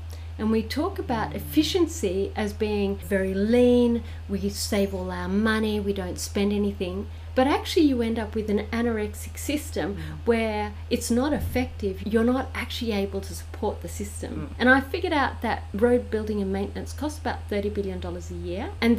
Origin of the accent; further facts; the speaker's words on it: New South Wales, Australia; now in Caboolture, Australia; I came from New South Wales and the bus stop numbers are according to, so you have your postcode.